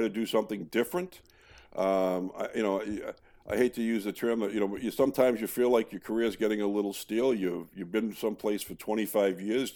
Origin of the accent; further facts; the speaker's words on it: Boston, Massachusetts, United States; also born or lived in Cambridge, Massachusetts; growing up in the Boston area